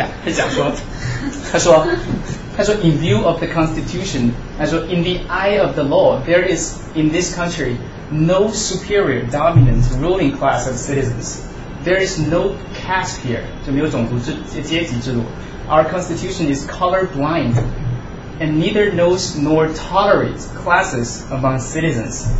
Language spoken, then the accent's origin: Chinese; China; 这个这个这个是对我们中国人来讲是一个非常侮辱性的一个一个段子啊。